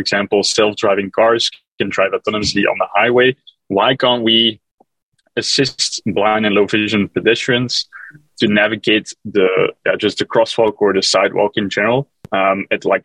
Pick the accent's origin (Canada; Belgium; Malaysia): Belgium; moved away as an adult; now in New York City, United States; I'm originally from Belgium